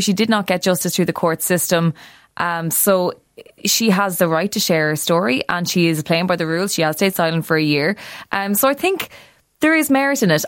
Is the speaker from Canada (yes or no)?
no; Ireland; it's about five million people on this little island of ours